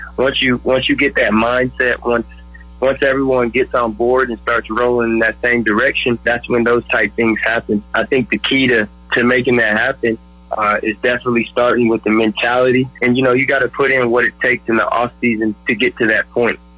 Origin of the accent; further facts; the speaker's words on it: West Texas, United States; I'm a West Texas guy.